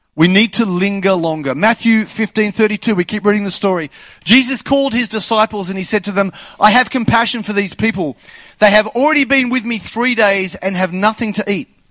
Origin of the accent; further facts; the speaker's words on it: Australia; I'm Australian